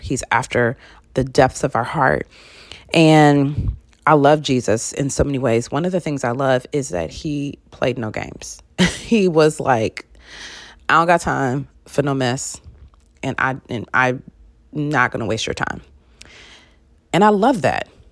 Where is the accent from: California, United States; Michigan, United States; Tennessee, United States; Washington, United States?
Michigan, United States; I'm from Michigan, soda can, not pop